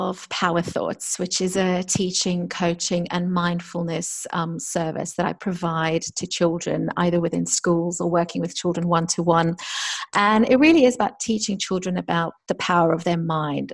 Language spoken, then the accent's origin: English; South Africa; moved away as an adult; also born or lived in London; I'm from South Africa.